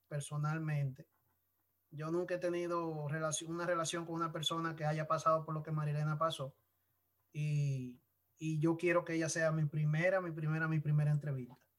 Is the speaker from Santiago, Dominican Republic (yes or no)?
no; San Pedro de Macorís, Dominican Republic; San Pedro de Macorís, de mi pueblo